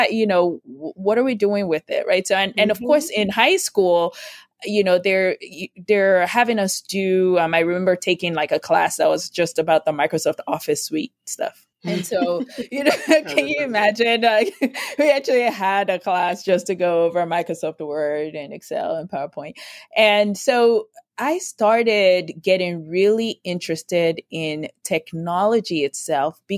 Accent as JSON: {"language": "English", "country": "Nigeria", "tie": "born or raised there", "moved": "yes", "lives_now": "United States", "said": "I grew up in Nigeria"}